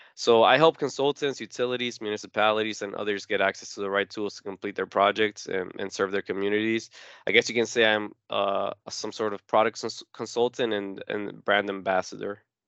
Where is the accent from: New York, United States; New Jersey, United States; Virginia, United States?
New Jersey, United States; Newark; also born or lived in Uruguay; I was born in South America in a small country called Uruguay, but I have lived in Newark, New Jersey ever since I was five years old, so I grew up here